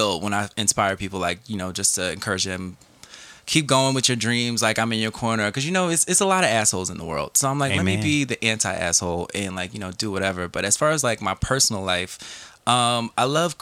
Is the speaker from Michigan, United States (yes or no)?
no; New Jersey, United States; I'm from Jersey. I'm a Jersey kid.